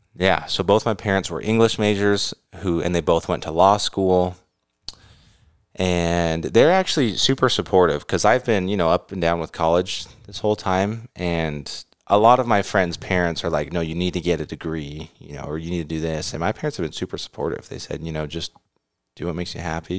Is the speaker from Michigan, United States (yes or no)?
no; the Bay Area, California, United States; moved away; I grew up in the Bay